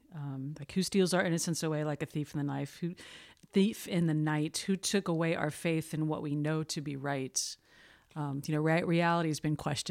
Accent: South Florida, United States; South Florida. I'm a native

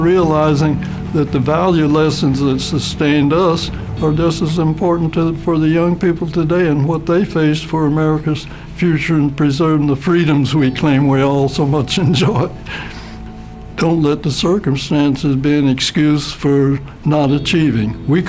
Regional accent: Cleveland, Ohio, United States; born there; Air Force retired, and originally from, I was born in Cleveland, Ohio in 1919.

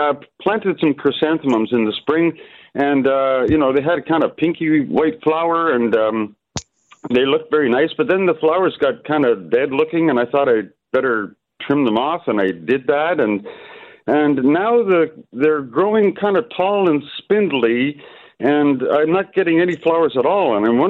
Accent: Toronto, Ontario, Canada; {S1} Yeah. {S5} I'm from Toronto.

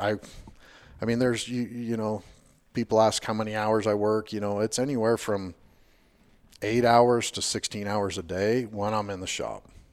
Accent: Washington, Utah, United States; also born or lived in Payson, Utah / Hurricane, Utah; I was born in Payson, Utah, moved down here when I was like five, um, been here in Washington, Hurricane, Washington, the rest of the time

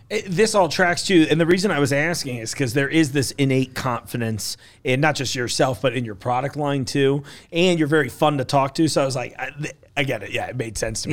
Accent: New York, United States; moved away as an adult; also born or lived in East Coast; now in Kentucky, United States; I know I live in Kentucky now, but I'm like one of those dirty New York people

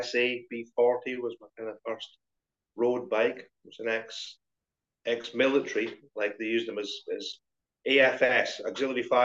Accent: Scotland, United Kingdom; moved away as an adult; also born or lived in England / London; I was born in Scotland and mostly raised and schooled in Scotland.

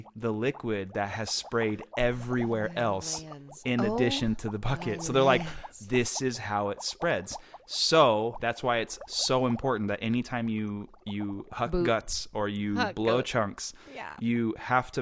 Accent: Houston, Texas, United States; I grew up in Houston or right outside of Houston

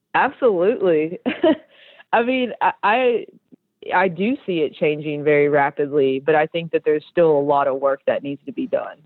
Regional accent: Tennessee, United States; now in Georgia, United States; I grew up in Tennessee, and my mom is from Tennessee and my dad is from Mexico.

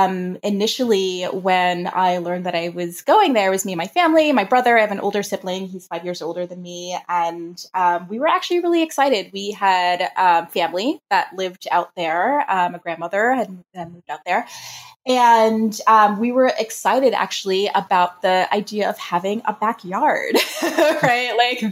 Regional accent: New York City, New York, United States; also born or lived in Long Island, New York; So I am a native New Yorker. I grew up in the Bronx. I was born there and was there for about 10 years until my family moved us to the suburbs of Long Island.

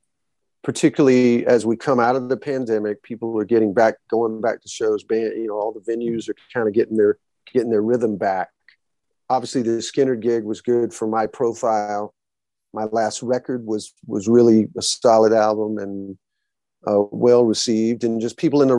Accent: Alabama, United States; a guy like me growing up in the South

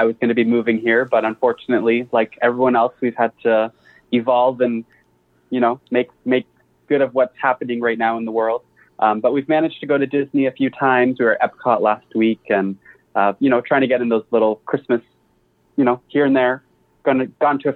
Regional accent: Canada; moved away as an adult; now in United States; being Canadian

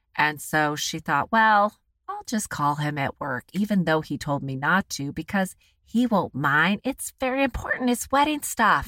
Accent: United States; I'm an American

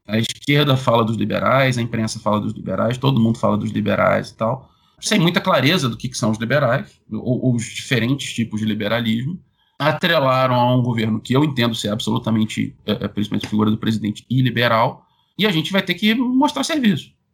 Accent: Rio de Janeiro, Brazil; sou carioca

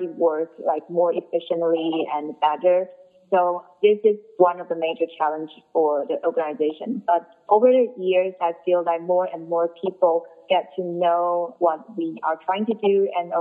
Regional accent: Taipei, Taiwan; moved away as an adult; now in New York, United States; I'm from Taipei

